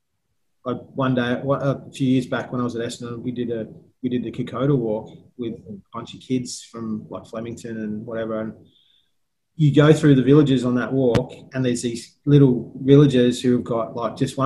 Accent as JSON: {"language": "English", "region": "England", "country": "United Kingdom", "tie": "born or raised there", "moved": "yes", "lives_now": "Australia", "said": "I was born in England"}